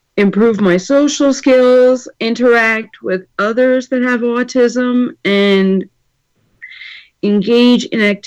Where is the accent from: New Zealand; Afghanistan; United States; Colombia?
United States; Manchester; I'm from Manchester, Pennsylvania.